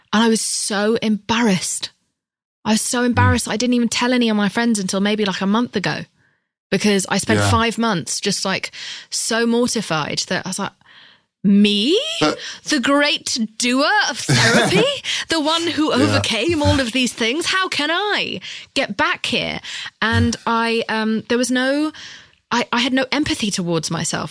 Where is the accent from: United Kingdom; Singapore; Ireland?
United Kingdom; I'm British.